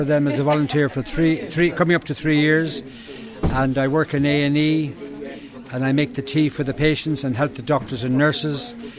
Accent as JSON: {"language": "English", "country": "Ireland", "moved": "yes", "lives_now": "Pembrokeshire, United Kingdom", "said": "he found out that I was from Ireland."}